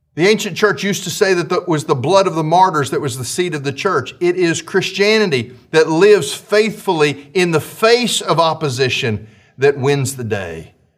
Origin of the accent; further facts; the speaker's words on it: United States; as American citizens